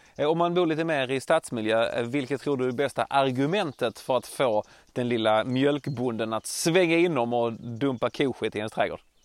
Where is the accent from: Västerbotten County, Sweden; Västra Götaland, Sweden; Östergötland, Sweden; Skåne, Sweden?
Skåne, Sweden